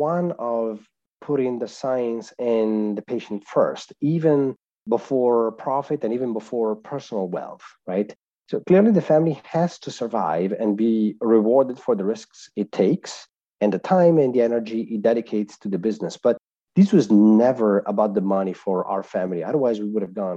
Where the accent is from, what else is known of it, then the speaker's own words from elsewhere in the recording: Italy; accent: Italian; I was born and raised in Italy, so that's where my accent is from as well